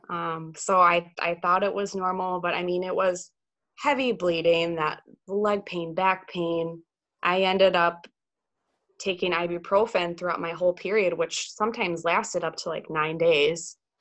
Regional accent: Pewaukee, Wisconsin, United States; also born or lived in Eau Claire, Wisconsin; I'm from Wisconsin, born and raised in uh, Pewaukee, Wisconsin, which is about 30 minutes west of Milwaukee

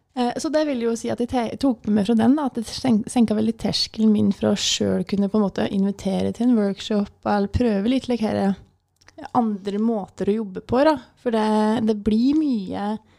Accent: Vinstra, Innlandet, Norway; Kommer fra Gudbrandsdalen, det er litt eh, greit å nevne. Jeg kommer fra Vinstra.

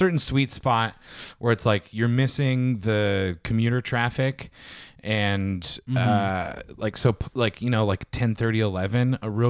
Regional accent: South Bay, California, United States; I'm from the South Bay. I'm from a predominantly beach bummy town.

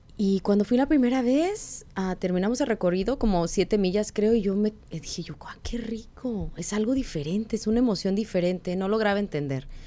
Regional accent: Guadalajara, Jalisco, Mexico; moved away as an adult; now in Arizona, United States; somos de Guadalajara, estamos en Arizona. La mayoría de mexicanos aquí son del norte y hablamos diferente

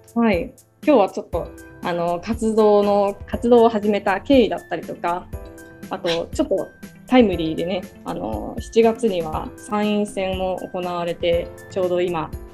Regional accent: Yokohama, Kanagawa, Japan; 私も実は横浜出身でして

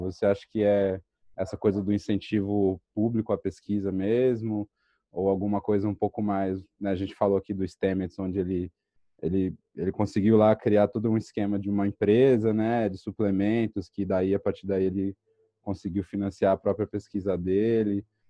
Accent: São Paulo, Brazil; eu cresci em São Paulo

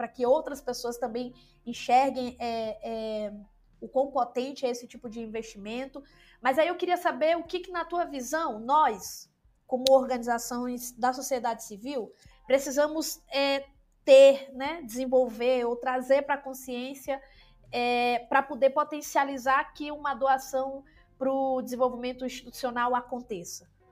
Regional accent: interior of Maranhão state, Brazil; Eu nasci no interior do estado do Maranhão

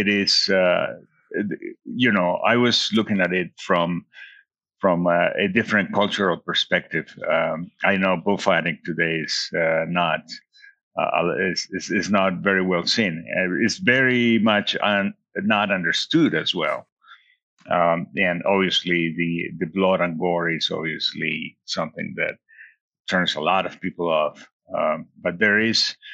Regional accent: Bucaramanga, Santander, Colombia; moved away as an adult; also born or lived in Belgium; now in Denver, United States; I decided to come back to Colombia and finish architecture in my hometown, Bucaramanga, at the Santo Tomas University.

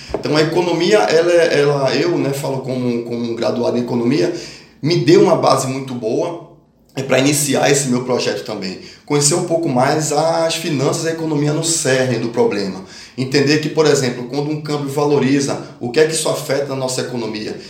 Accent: Brazil; also born or lived in Pernambuco / Norway

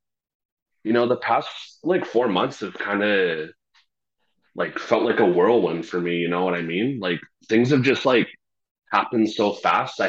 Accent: Red Deer, Alberta, Canada; moved away as an adult; now in Edmonton, Canada; I'm from Red Deer. I've spent basically my whole life there.

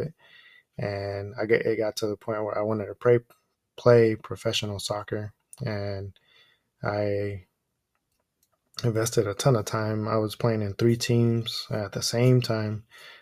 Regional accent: Oakland, California, United States; first language Spanish; English is a second language; And I was born here in Oakland, California, and I've been here ever since.

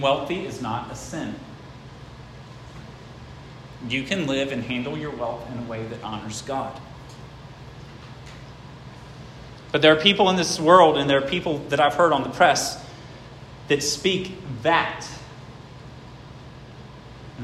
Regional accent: Gates County, North Carolina, United States; also born or lived in Franklin, Virginia; I was born in Gates County.

